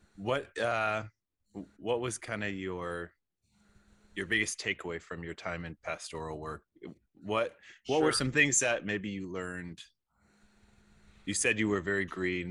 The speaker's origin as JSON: {"language": "English", "town": "Seattle", "region": "Washington", "country": "United States", "said": "I'm from Seattle"}